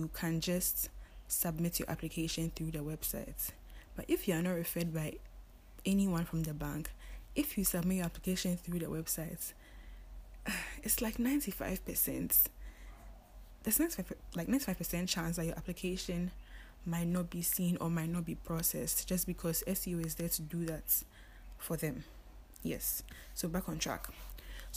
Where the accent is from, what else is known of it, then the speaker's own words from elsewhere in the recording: Ghana; we're only 3 Ghanaians